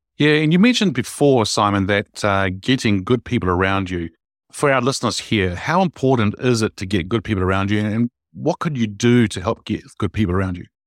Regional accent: New Zealand; I'm a Kiwi

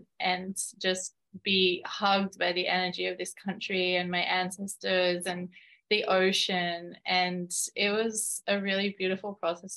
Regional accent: Australia; now in Malta; I've lived this sort of like second generation lifestyle of being half Australian, half Maltese

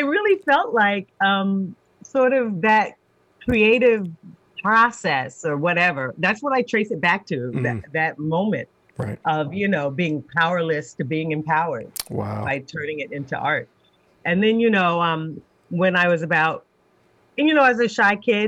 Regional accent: Washington, District of Columbia, United States; also born or lived in Ann Arbor, Michigan; I'm from Washington, D.C. is where I grew up.

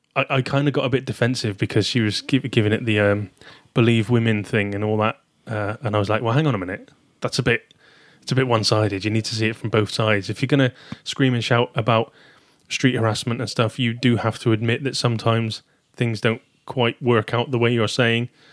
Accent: Taunton, South West England, United Kingdom; accent: southern; now in Shrewsbury, United Kingdom; Originally from Taunton, Somerset

